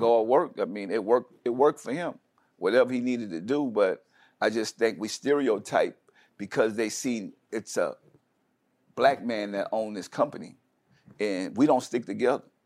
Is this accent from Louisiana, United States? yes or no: yes; New Orleans, Louisiana, United States; I come from New Orleans, it's, it's a hurricane town